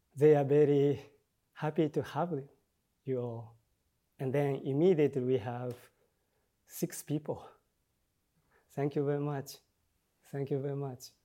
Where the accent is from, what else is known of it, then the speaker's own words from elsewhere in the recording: Tokyo, Japan; English is a second language; also born or lived in Chiba Prefecture, Japan; 龍 玄 寺 where I grew up in Tokyo